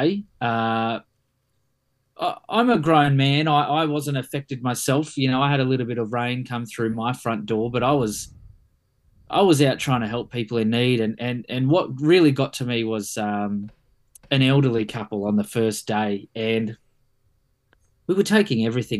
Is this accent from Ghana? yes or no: no; Sydney, New South Wales, Australia; moved away as an adult; now in Cairns, Australia; I grew up in Sydney, in Blacktown, Mount Druitt.